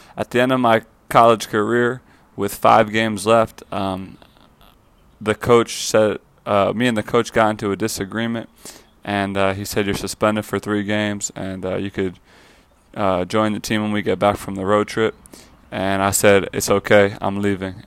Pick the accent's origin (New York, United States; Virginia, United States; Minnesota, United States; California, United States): New York, United States; Fire Island; moved away as an adult; also born or lived in Florida; now in Los Angeles, United States; I grew up in Fire Island, New York. It's a small island off of Long Island, New York.